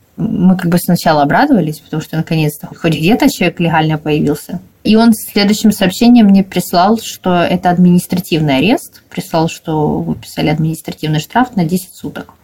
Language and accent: Russian; Dnipro, Dnipropetrovsk Oblast, Ukraine; Мы и сами из Днепропетровска